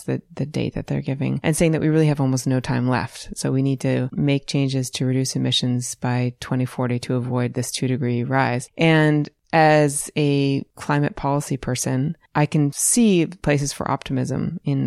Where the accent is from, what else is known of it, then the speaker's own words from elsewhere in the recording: Western Massachusetts, United States; moved away as an adult; now in Johnson, United States; growing up in Western Massachusetts with all the farms in Hadley and in that area